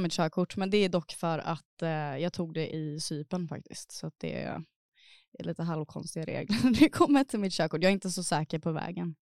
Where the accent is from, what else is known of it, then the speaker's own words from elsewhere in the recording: Gothenburg, Västra Götaland, Sweden; now in Stockholm, Sweden; Jag är från Göteborg.